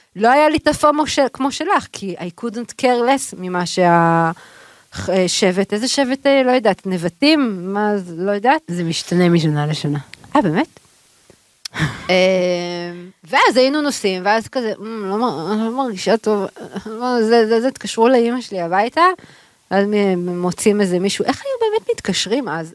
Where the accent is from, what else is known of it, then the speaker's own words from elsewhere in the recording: Tel Aviv, Tel Aviv District, Israel; אנחנו גדלנו בשיכון. באנו משיכונים, אמנם שיכון בבלי, אבל שיכון